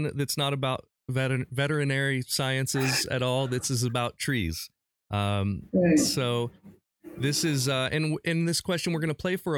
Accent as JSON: {"language": "English", "town": "Urbana", "region": "Ohio", "country": "United States", "tie": "born or raised there", "lives_now": "Columbus, United States", "said": "I grew up in a small town about halfway between Dayton and Columbus called Urbana."}